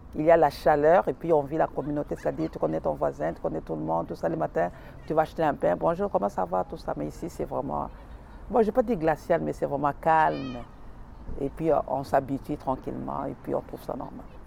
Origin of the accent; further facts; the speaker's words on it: Kinshasa, DR Congo; moved away as an adult; now in Montreal, Canada; je viens du Congo, la République populaire du Congo, précisément à Kinshasa